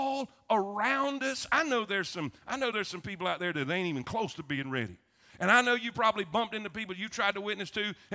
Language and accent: English; South Florida, United States; now in Alabama, United States; I grew up in South Florida